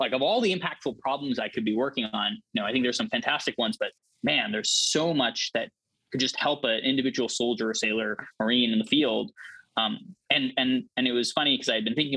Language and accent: English; Palo Alto, California, United States; I'd grown up in Silicon Valley. Like, Palo Alto is my hometown